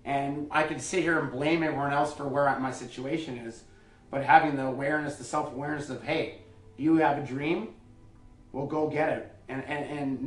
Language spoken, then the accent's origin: English; Edmonton, Alberta, Canada; moved away as an adult; also born or lived in Providence, Rhode Island / Denmark / Sweden / Germany; I grew up in Edmonton